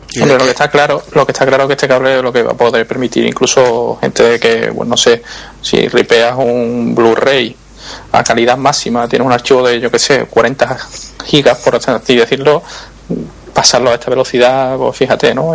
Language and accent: Spanish; Seville, Andalusia, Spain; soy sevillano, el, acento se puede notar en algunas cosas.